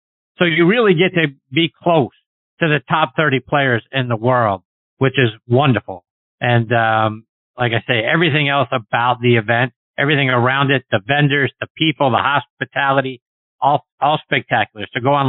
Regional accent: Pittsburgh, Pennsylvania, United States; I'm from Pittsburgh.

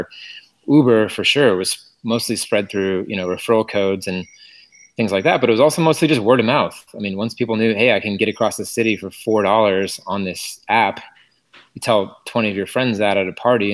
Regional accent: Portland, Oregon, United States; moved away; also born or lived in Berkeley, California; I'm from Portland, Oregon, actually, but I did go to Cal for my MBA

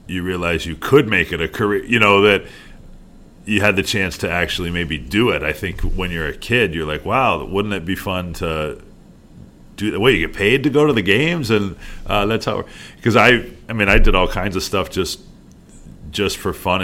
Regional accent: Chittenango, New York, United States; I grew up in Chittenango, and just down the road is Oneida

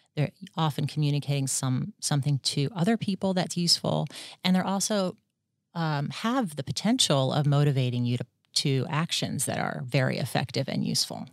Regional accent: Washington, District of Columbia, United States; moved away as an adult; also born or lived in Atlanta, Georgia; now in Australia; I grew up in the D C area of the United States

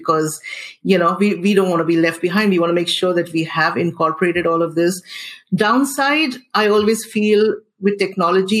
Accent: Singapore; I am a Singaporean

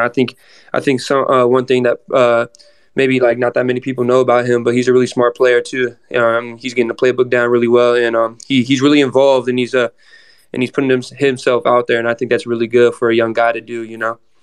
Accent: Arizona, United States; now in Gainesville, United States; I'm from Arizona, so I'm used to the heat

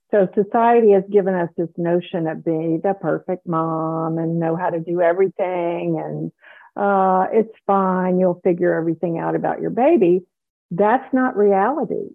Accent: South Carolina, United States; moved away as an adult; also born or lived in Dallas, Texas; I grew up in South Carolina

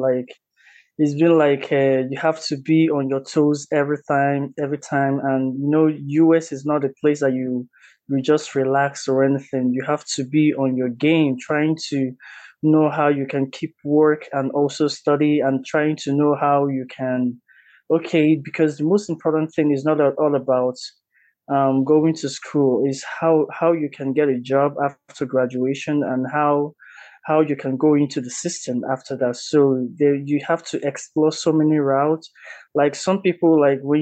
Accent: Anambra, Nigeria; moved away as an adult; now in United States; I'm from Nigeria. I'm from Anambra State.

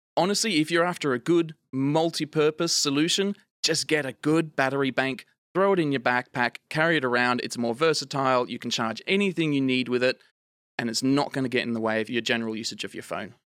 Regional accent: Australian outback, Australia; accent: Australian; moved away; I grew up in the Australian outback, if you can't tell due to, of my accent, um, not an American

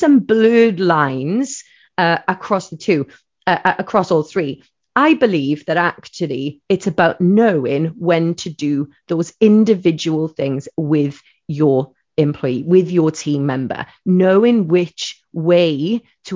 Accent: Wales, United Kingdom; I'm a Welsh lady

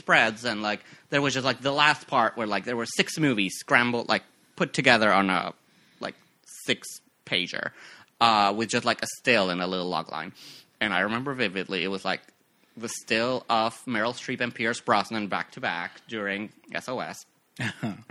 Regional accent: Mexico; also born or lived in Mexico City; now in United States; I was born in Mexico. I was born and raised over there. Born in Mexico City, grew up like a little, like 90 minutes outside of it

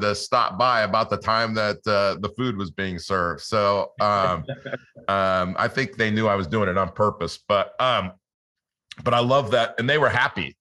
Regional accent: Los Angeles, California, United States; I grew up in Los Angeles

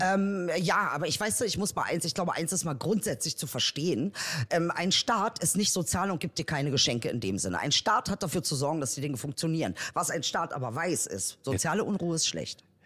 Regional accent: Berlin, Germany; ich bin Berliner

